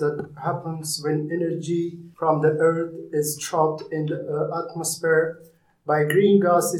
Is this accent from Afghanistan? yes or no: yes; Afghanistan; English is a second language; now in Stoke-on-Trent, United Kingdom; from Afghanistan.